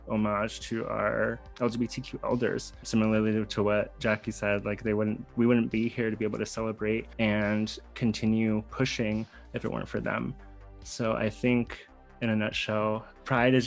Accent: West Texas, United States; I grew up in West Texas, very conservative space, not a lot of queer folks visibly around

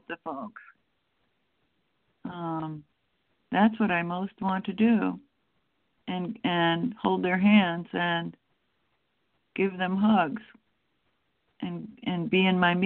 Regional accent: Wisconsin, United States; now in Lafayette, United States; growing up in Wisconsin, we have pretty cold winters there

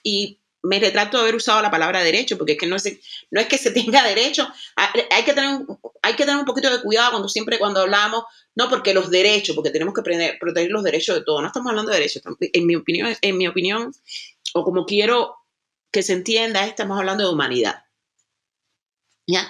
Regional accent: Cuba; now in Germany; una cubana que vive en el territorio que se que se le conoce como Europa, específicamente en Alemania

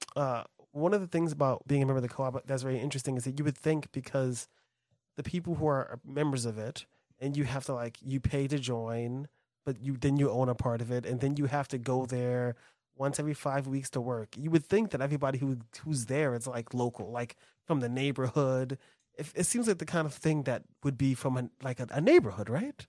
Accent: New York, United States; as a New Yorker

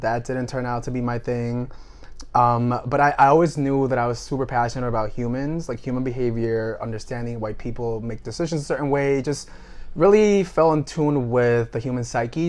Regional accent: Puerto Rico; moved away as an adult; also born or lived in Washington, District of Columbia, United States; I was born and raised in Puerto Rico

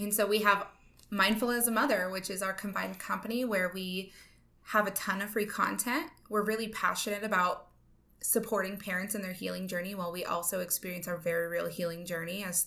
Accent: Idaho, United States; I'm just from Idaho

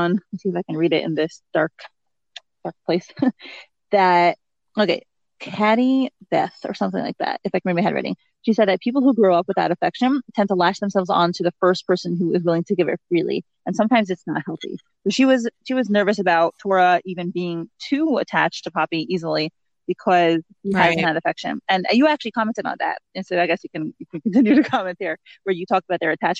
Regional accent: New York, United States; moved away as an adult; now in New Jersey, United States; I live in New Jersey, and I mean, I grew up in New York

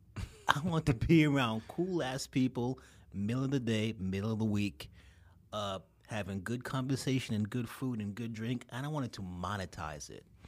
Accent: New York City, New York, United States; also born or lived in Brooklyn; I'm a native son. I grew up in Queens.

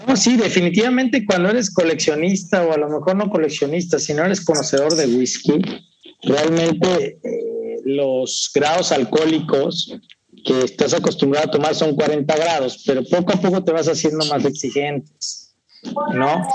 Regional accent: Veracruz, Mexico; yo soy de Veracruzano

